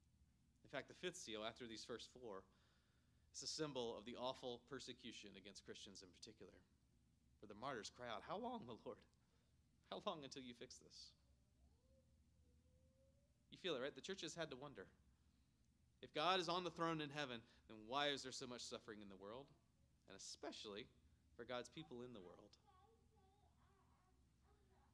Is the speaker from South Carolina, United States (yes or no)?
yes; Myrtle Beach, South Carolina, United States; growing up in Myrtle Beach, South Carolina